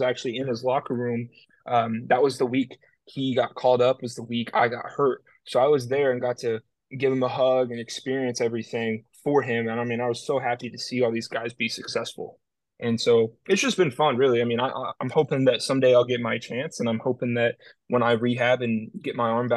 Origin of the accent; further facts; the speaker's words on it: Oklahoma, United States; being in my hometown